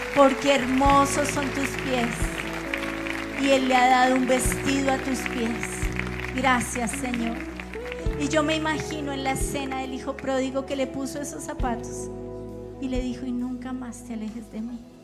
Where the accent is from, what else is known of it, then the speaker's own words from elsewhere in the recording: Colombia; como colombianos